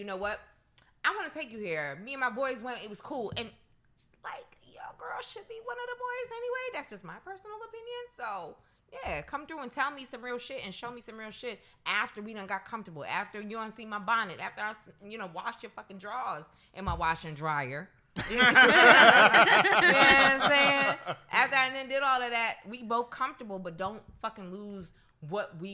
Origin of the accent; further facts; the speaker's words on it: New York, United States; moved away; I'm from New York